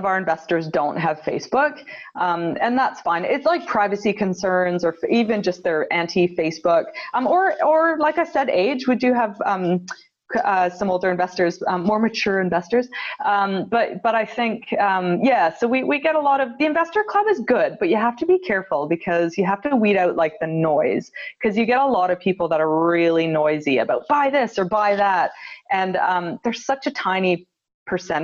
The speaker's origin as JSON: {"language": "English", "country": "Canada", "tie": "born or raised there", "moved": "as an adult", "lives_now": "Wellington, New Zealand", "said": "I was raised in Canada, and then I brought my husband and two little babies back to New Zealand. About 10 years ago"}